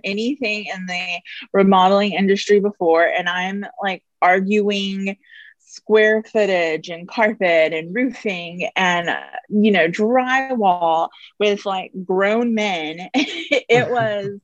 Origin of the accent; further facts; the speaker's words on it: Houston, Texas, United States; also born or lived in Iowa; Born and raised in Houston, went to college in Iowa